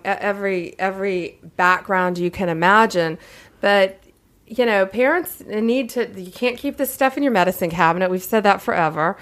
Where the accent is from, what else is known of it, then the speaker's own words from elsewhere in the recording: Tampa, Florida, United States; I'm from Central Florida. I'm from Tampa Bay